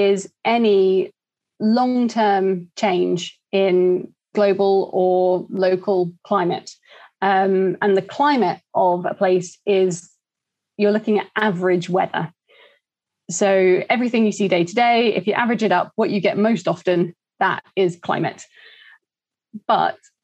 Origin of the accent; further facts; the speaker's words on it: Croydon, London, United Kingdom; also born or lived in East Anglia; I grew up in Croydon, so a little shout out for South London there.